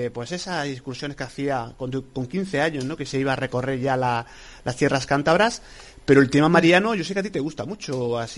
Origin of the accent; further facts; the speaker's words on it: Andalusia, Spain; now in Catalonia, Spain; soy inmigrante, estoy en Cataluña, pero me considero andaluz